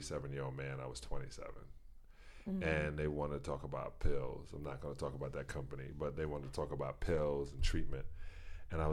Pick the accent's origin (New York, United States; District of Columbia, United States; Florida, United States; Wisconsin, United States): New York, United States; New York City; born or raised there